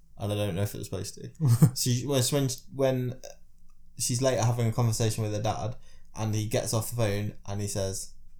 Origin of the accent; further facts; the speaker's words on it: United Kingdom; As a British person